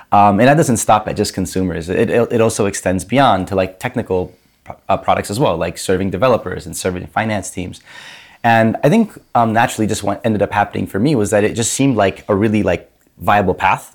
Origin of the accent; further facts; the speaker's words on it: Grand Rapids, Michigan, United States; moved away as an adult; I grew up in Grand Rapids, Michigan